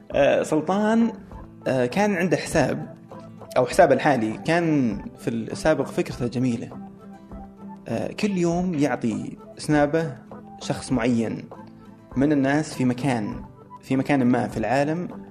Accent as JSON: {"language": "Arabic", "country": "Saudi Arabia", "said": "انا سعودي"}